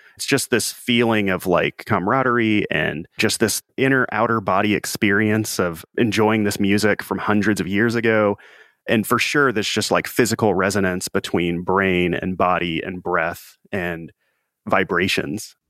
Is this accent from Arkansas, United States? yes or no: yes; Mississippi Delta, around Memphis, Tennessee, Arkansas side, United States; I grew up in the Mississippi Delta on the Arkansas side, so in and around Memphis, Tennessee.